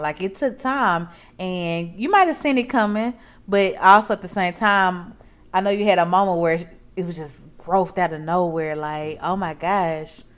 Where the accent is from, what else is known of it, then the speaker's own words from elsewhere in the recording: Mississippi, United States; now in Texas, United States; I am from Mississippi.